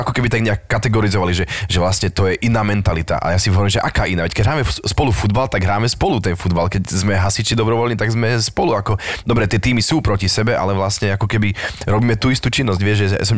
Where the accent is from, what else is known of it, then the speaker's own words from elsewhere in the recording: Štefanov nad Oravou, Žilina Region, Slovakia; accent: Orava; moved away as an adult; ja, že zo Štefanova nad Oravou